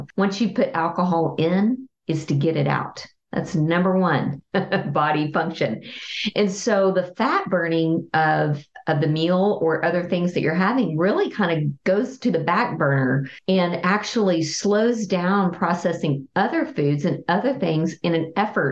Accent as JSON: {"language": "English", "region": "Texas", "country": "United States", "said": "I'm a Texan"}